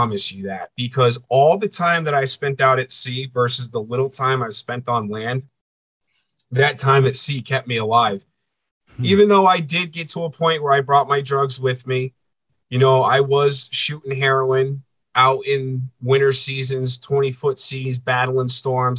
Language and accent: English; East Coast, United States; moved away as an adult; I'm a coastal boy. I grew up on the East Coast.